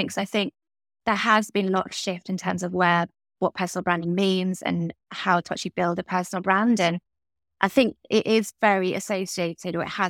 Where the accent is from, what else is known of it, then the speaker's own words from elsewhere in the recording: Italy; My parents just drank coffee and I grew up in Italy for a few years and so it was just like coffee all the way.